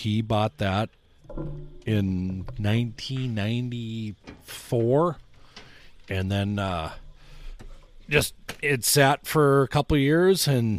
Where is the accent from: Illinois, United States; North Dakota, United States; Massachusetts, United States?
North Dakota, United States; also born or lived in Amenia, North Dakota / Casselton, North Dakota / Wheatland, North Dakota; I grew up in Amenia, North Dakota, Caston, North Dakota, and Wheatland, North Dakota. We are currently, oh God, probably 13 miles from where I grew up right now with my mom and dad.